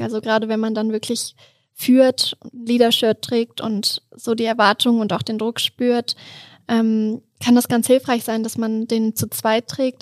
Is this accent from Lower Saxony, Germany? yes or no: yes; Duderstadt, Lower Saxony, Germany; also born or lived in Hannover; now in Innsbruck, Austria; Ich komme ursprünglich aus Duderstadt